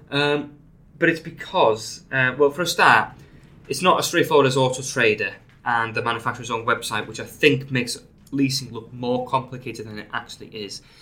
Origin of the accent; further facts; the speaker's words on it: Anglesey, North Wales, United Kingdom; accent: Welsh; now in St Helens, United Kingdom; I'm, I'm from Anglesey in North Wales originally. I live in St Helens now. Uh, so I suppose my accent is Welsh.